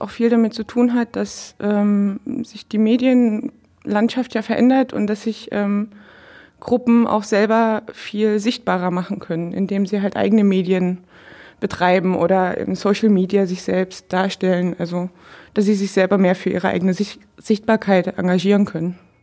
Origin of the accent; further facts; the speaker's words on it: Dresden, Saxony, Germany; now in Brandenburg, Germany; ich komme ursprünglich aus Dresden, aus einer ähm, nicht konfessionell gebundenen Arbeiterfamilie